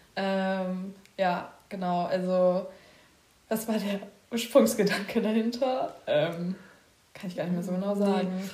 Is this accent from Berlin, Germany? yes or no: yes; Berlin, Germany; moved away as an adult; now in Bavaria, Germany; Und ich bin in Berlin geboren. Ja. In Berlin Spandau streng genommen.